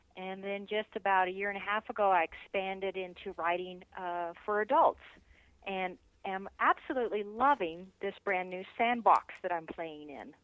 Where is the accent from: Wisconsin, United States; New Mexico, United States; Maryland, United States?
New Mexico, United States; now in Colorado Springs, United States; I grew up in New Mexico, and uh, loved growing up there, and I love living in Colorado.